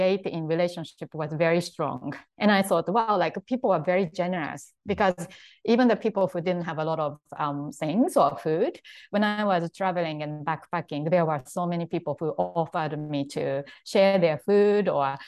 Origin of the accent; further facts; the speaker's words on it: Japan; English is a second language; moved away as an adult; I'm from Japan and I grew up in Japan.